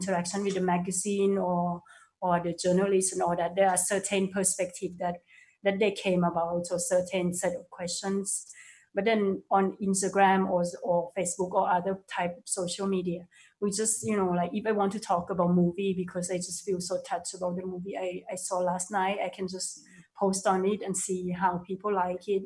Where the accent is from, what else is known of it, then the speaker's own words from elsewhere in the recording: Thailand; moved away; I'm from Thailand